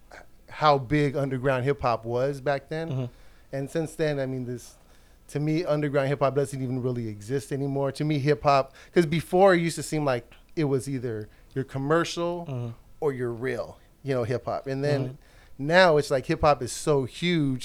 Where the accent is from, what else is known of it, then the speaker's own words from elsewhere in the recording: Los Angeles, California, United States; also born or lived in East LA / El Monte / Whittier / San Gabriel; grew up kind of, I mean, LA County based